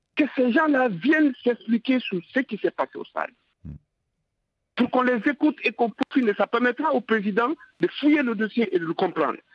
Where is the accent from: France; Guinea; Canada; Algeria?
Guinea; je parle en tant que Guinéen qui était là